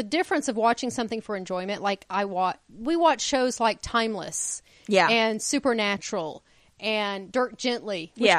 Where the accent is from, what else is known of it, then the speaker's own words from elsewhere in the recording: United States; as Americans, we are the only people who only speak one language.